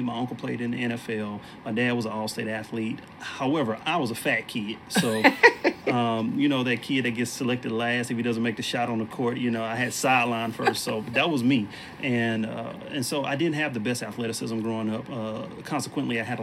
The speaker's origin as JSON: {"language": "English", "town": "Beaumont", "region": "Texas", "country": "United States", "tie": "born or raised there", "said": "I grew up in Beaumont, Texas, which is a town close to Houston."}